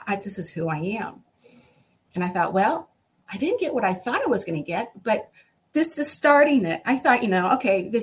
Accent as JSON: {"language": "English", "country": "United States", "said": "I'm an American for sure. And a proud one at that. But I said, my lineage is what guides me and influences me"}